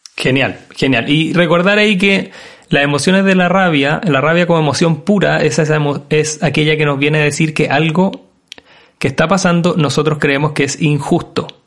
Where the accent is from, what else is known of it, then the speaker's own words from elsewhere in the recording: Chile; nosotros como, país hemos enfrentado como chilenos